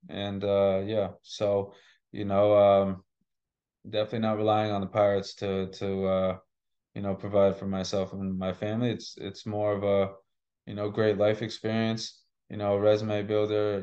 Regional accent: Massachusetts, United States; also born or lived in Boston / Shrewsbury; I grew up in Massachusetts

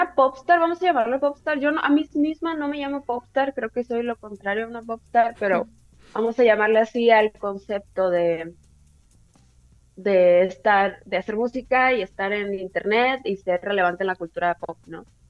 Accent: Tijuana, Baja California, Mexico; soy de Tijuana, entonces nos llega como mucha cultura de los gringos

